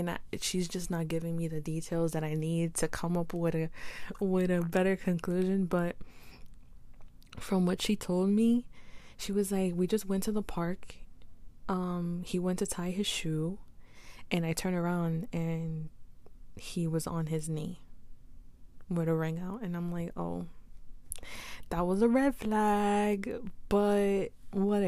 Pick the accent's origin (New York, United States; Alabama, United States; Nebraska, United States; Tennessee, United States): New York, United States; New York City; I say Queens, New York, I say my mom is Guatemalan and my dad is Puerto Rican